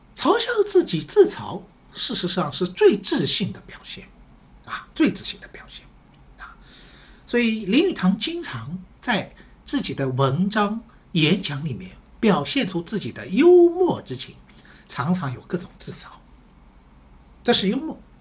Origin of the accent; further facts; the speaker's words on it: Shanghai, China; 我是上海人，所以呢，对城市这一块呢，好像也特别有感觉